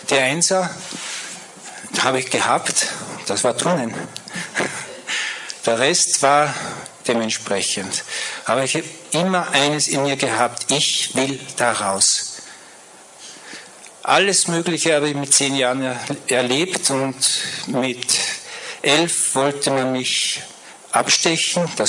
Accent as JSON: {"language": "German", "region": "Salzburg", "country": "Austria", "tie": "born there", "said": "ich bin in Salzburg geboren, ich gehe einfach nach Salzburg."}